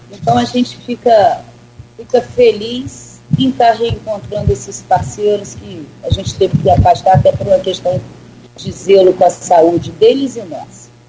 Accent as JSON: {"language": "Portuguese", "town": "Campos dos Goytacazes", "region": "Rio de Janeiro", "country": "Brazil", "tie": "born or raised there", "moved": "as an adult", "lives_now": "São João da Barra, Brazil", "said": "Campos eu nasci né, e morei em Campos, até meus 20 anos"}